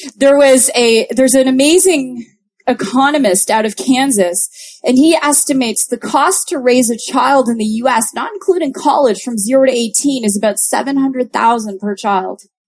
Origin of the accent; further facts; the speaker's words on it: Toronto, Ontario, Canada; I'm from Toronto